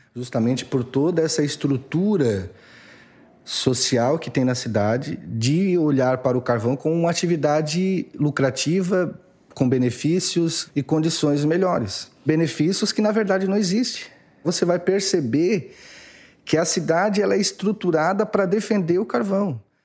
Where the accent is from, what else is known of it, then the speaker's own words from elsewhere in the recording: Imaruí, Santa Catarina, Brazil; now in Criciúma, Brazil; Eu sou de Imaruí, é uma cidadezinha a 110 quilômetros ao norte de Criciúma, a 89 quilômetros